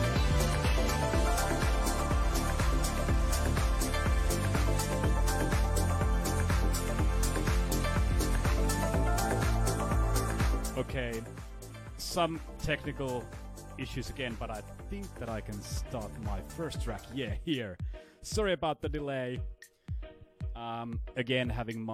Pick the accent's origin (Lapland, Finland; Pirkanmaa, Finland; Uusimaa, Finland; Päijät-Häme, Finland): Päijät-Häme, Finland; Lahti; college radio here in Lahti, my hometown in Finland